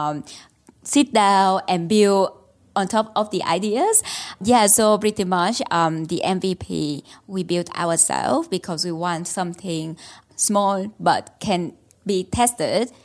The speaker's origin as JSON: {"language": "English", "region": "Ho Chi Minh City", "country": "Vietnam", "tie": "born or raised there", "moved": "as an adult", "lives_now": "Melbourne, Australia", "said": "I grew up in Ho Chi Minh City, Vietnam"}